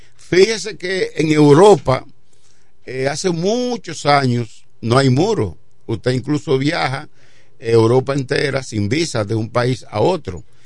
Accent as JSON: {"language": "Spanish", "country": "Dominican Republic", "said": "como dominicanos"}